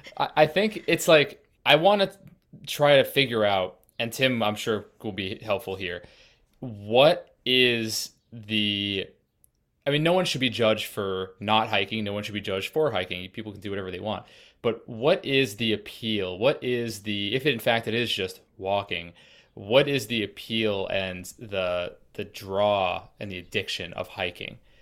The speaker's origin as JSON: {"language": "English", "region": "Massachusetts", "country": "United States", "also_born_or_lived": "Colorado", "said": "I'm from Massachusetts and currently in Massachusetts"}